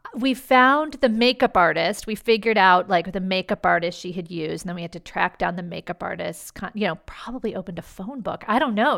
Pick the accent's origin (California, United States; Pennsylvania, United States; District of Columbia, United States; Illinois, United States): District of Columbia, United States; Washington; moved away; I grew up in Washington, D C